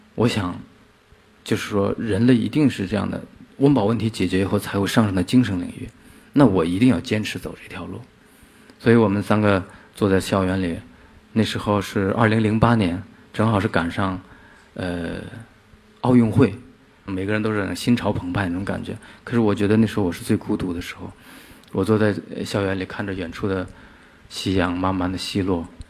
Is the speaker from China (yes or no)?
yes; Inner Mongolia grasslands, China; 我从小就是来自一个边缘地区，内蒙古草原